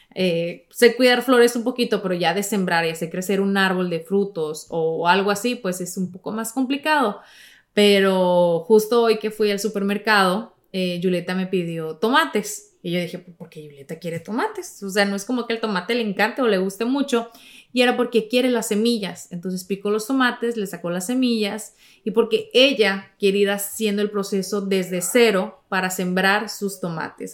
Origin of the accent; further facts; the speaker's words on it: Mexico; moved away; cuando era niña en México